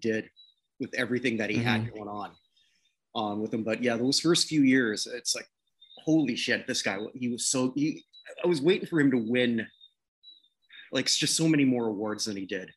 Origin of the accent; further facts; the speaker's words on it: Canada; my home country